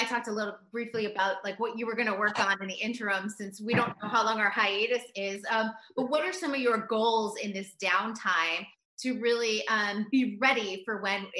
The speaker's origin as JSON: {"language": "English", "town": "Boston", "region": "Massachusetts", "country": "United States", "said": "Being from Boston, you have to love …. It's like, you know, it's our DNA."}